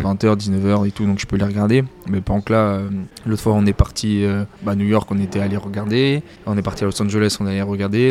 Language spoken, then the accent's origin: French; Paris, Île-de-France, France; now in Perpignan, France; je suis né à Paris, euh, je vivais dans Paris